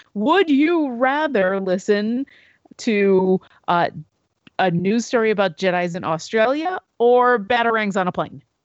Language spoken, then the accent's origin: English; Buffalo, New York, United States; my hometown, the Buffalo Niagara International Airport.